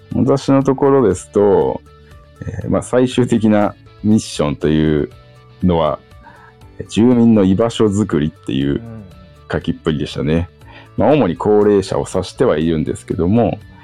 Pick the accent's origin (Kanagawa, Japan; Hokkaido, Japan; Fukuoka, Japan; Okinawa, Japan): Hokkaido, Japan; Sapporo; moved away as an adult; also born or lived in Aomori / Tokyo; now in Shibata, Japan; 私は出身は北海道札幌市